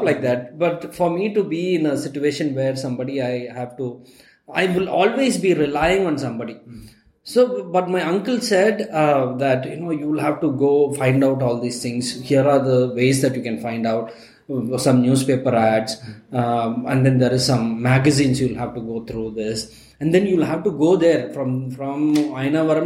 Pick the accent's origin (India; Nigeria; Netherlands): India; Ooty, Tamil Nadu; now in Bangalore, India; I'm from Ooty originally